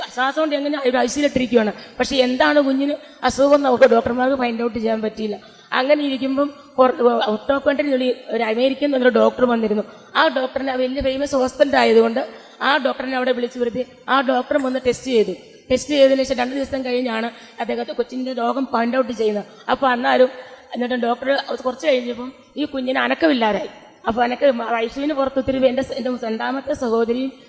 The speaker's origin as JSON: {"language": "Malayalam", "town": "Athirampuzha", "region": "Kerala", "country": "India", "said": "വീട് അതിരമ്പുഴയിൽ നിന്ന് വരുന്നു കോട്ടയം ഡിസ്ട്രിക്റ്റിലുള്ള അതിരമ്പുഴയിൽ നിന്ന്"}